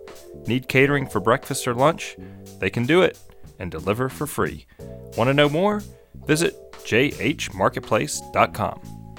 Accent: Brookhaven, Mississippi, United States; now in Jackson, United States; I grew up in Brookhaven, Mississippi.

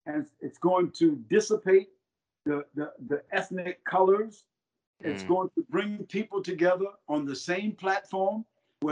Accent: United States; as an American citizen, and as a African American, and as a Muslim

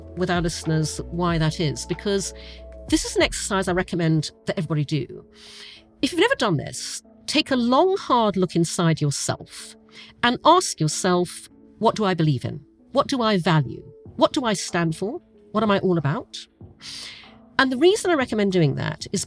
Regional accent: Brunei; moved away; I grew up in Asia, I grew up in Brunei

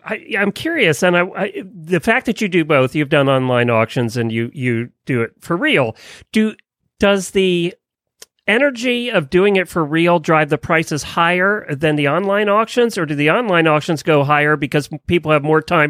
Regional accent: Lancaster County, Pennsylvania, United States; I grew up in Lancaster County, Pennsylvania, and you know how prevalent auctions are there.

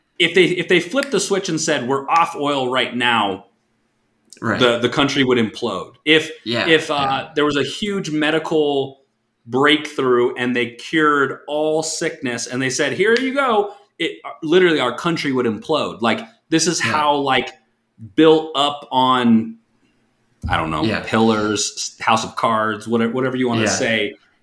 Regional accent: Alaska, United States; I come from an oil drilling family, like from born and raised in Alaska. Half my family worked on the oil fields.

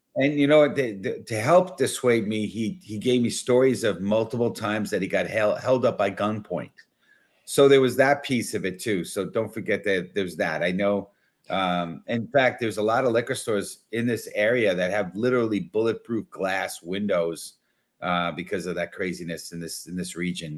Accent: New York City, New York, United States; I was born and raised in the Bronx.

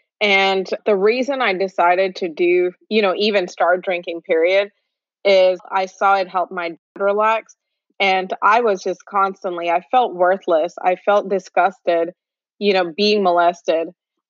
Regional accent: India; now in United States; So I was born in India. I also lived in Middle East. I'm from India, of course.

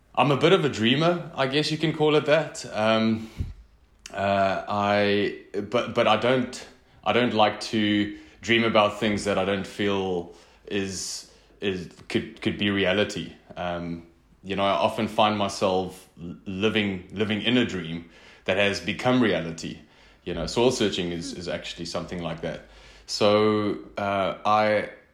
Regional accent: northern South Africa, South Africa; also born or lived in Mozambique; I grew up in in the Afrikaans speaking northern part of South Africa

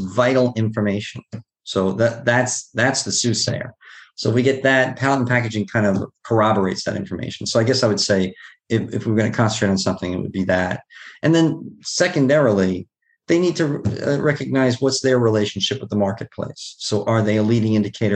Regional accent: New York City, New York, United States; I grew up in Queens, in Bayside, Queens

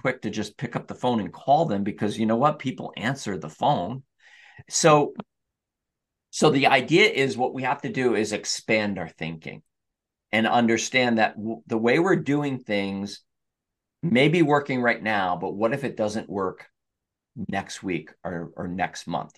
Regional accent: Newburgh, New York, United States; also born or lived in Catskill, New York / Schoharie Valley, New York; I grew up in the Hudson Valley in Newburgh, New York

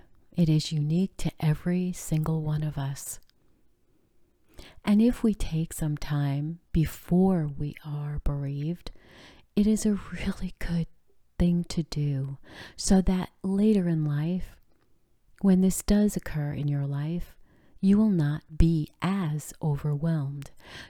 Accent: France; born there; I bet you didn't know that I was born in France when my father was in the military there.

